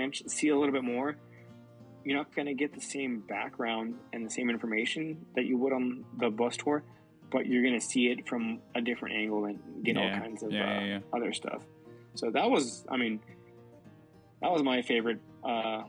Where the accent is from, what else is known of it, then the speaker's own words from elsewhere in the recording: United States; born here in the U.S., but my parents born and raised in Mexico